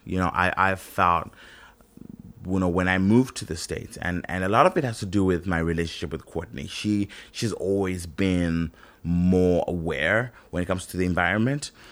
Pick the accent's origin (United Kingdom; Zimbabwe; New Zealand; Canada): Zimbabwe; I grew up in Zimbabwe, where we were colonized